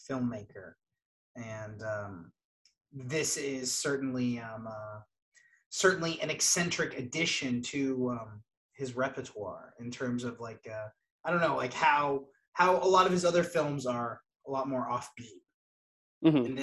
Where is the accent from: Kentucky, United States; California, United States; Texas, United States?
Kentucky, United States; Us Yanks, yeah.